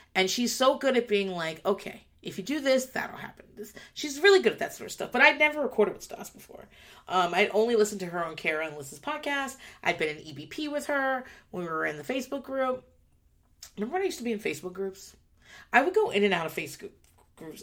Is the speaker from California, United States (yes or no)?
no; southeastern Virginia, United States; I grew up in um, southeastern Virginia